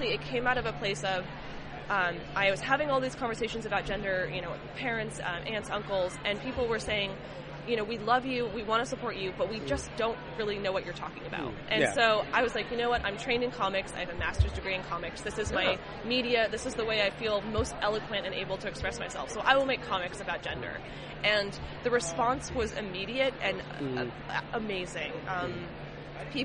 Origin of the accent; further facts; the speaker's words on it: California, United States; I grew up in California, for a little context, in a very liberal part of this country